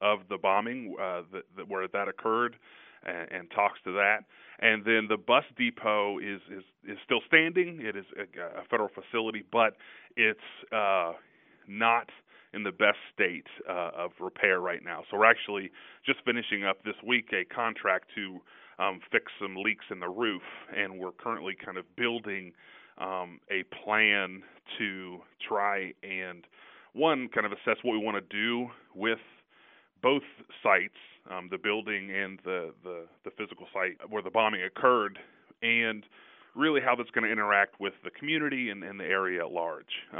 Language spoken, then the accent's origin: English; Southeast Ohio, United States; moved away as an adult; also born or lived in Philadelphia / Washington; I grew up in Southeast Ohio, you know, a really small college town.